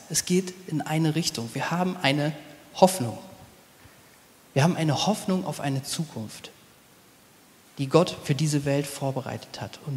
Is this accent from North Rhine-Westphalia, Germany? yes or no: no; Nordhorn, Lower Saxony, Germany; Ich komm, bin aufgewachsen in Nordhorn an der holländischen Grenze. Wenn man sonntags Brot brauchte, ist man eben rübergefahren.